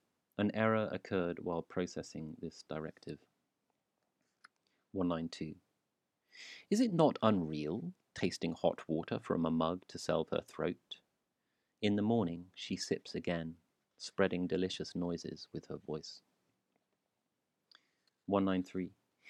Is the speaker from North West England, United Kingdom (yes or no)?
no; South Shields, North East England, United Kingdom; I'm from Newcastle, South Shields.